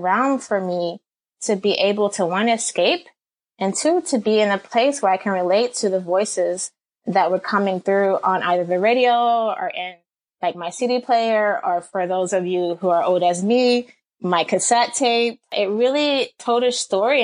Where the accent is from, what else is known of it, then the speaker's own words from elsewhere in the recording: Atlanta, Georgia, United States; I grew up in Atlanta, Georgia.